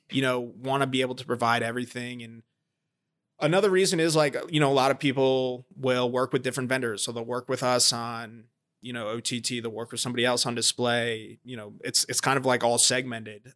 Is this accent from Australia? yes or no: no; New Jersey, United States; moved away as an adult; also born or lived in Georgia / Baltimore; I grew up in New Jersey